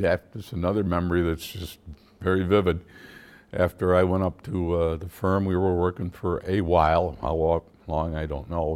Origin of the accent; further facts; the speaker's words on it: Syracuse, New York, United States; moved away as an adult; also born or lived in Geneva, New York / Manhattan; now in Northern New York, United States; I really grew up in, uh, Syracuse, although I was born in Geneva, but I spent most of my growing up years from, like, third or fourth grade